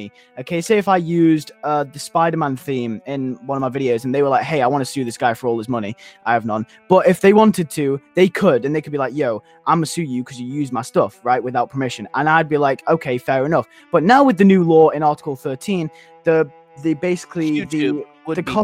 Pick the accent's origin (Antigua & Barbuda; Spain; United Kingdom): United Kingdom; I'm British, okay? I'm in the EU